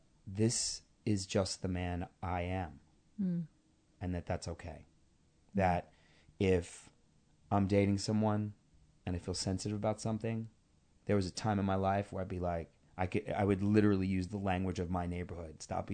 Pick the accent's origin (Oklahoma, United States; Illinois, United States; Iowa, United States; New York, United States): New York, United States; Queens; I am a kid from Queens.